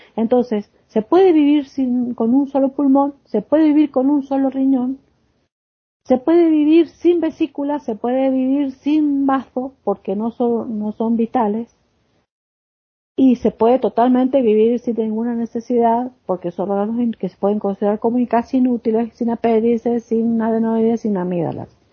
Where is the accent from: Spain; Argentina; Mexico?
Argentina; mi país, por ejemplo en Argentina